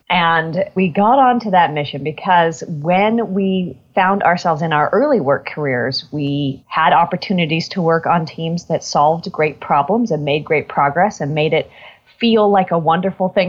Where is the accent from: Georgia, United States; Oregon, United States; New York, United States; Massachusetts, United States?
Oregon, United States; Portland; also born or lived in Eugene; So I was born in Eugene, Oregon